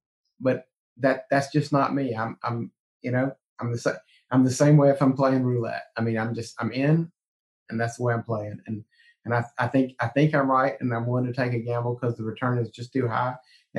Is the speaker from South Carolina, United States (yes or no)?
yes; South Carolina, United States; I grew up doing politics in South Carolina. So I saw it when I was a kid doing politics